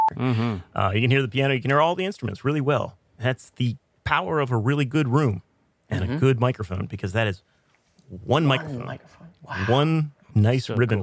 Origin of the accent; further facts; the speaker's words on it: United States; I am an American